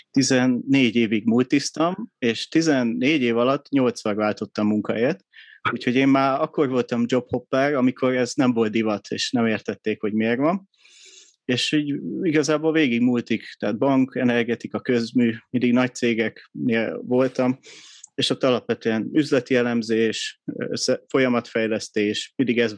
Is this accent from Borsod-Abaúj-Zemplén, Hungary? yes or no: no; Budapest, Hungary; 83-ban születtem Budapesten